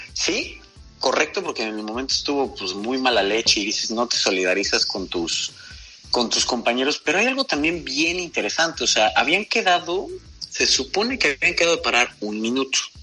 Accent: Mexico; como mexicanos

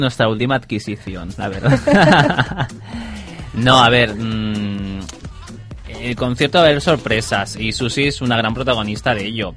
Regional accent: El Prat de Llobregat, Catalonia, Spain; Yo soy del Prat.

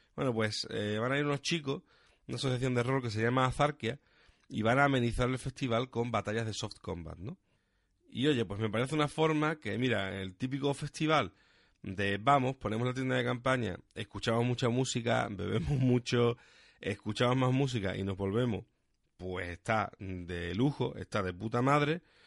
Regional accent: Huelva, Andalusia, Spain; Yo, por ejemplo, soy de Huelva

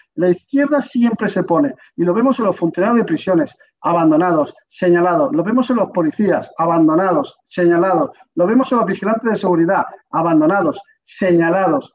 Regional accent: Alicante, Valencian Community, Spain; yo soy de Alicante

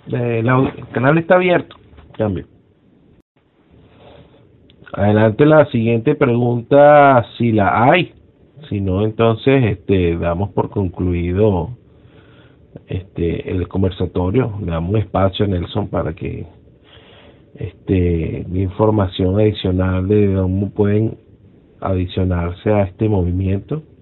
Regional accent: Venezuela; lo único que nos une a nosotros, que somos, somos venezolanos y queremos lo mejor para Venezuela.

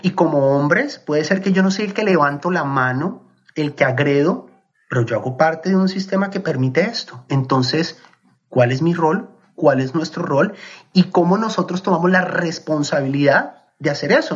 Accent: Colombia; moved away as an adult; Yo crecí en Colombia, viví en Colombia hasta los 23 años

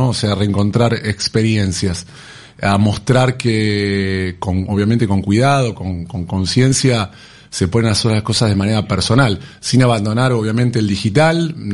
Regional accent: Argentina; en lo que es el consumo acá en Argentina. Nosotros como argentinos no somos buenos consumidores

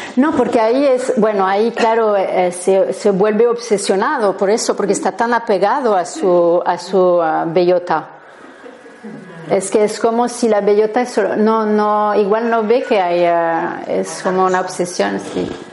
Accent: France; Spanish is a second language; soy francesa, así que si notáis un acento es normal.

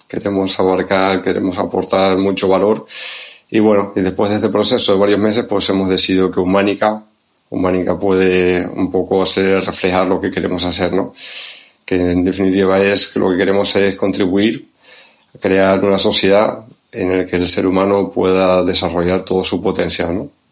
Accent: Tenerife, Canary Islands, Spain; accent: Canarian; now in Santander, Spain; el acento viene de, Canarias, de Tenerife, ahí es donde nací y crecí

